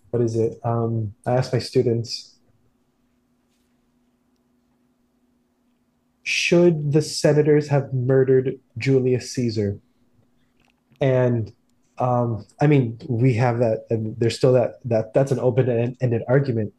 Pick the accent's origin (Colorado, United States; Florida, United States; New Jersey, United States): Florida, United States; South; growing up in South Florida, it's a very insular community.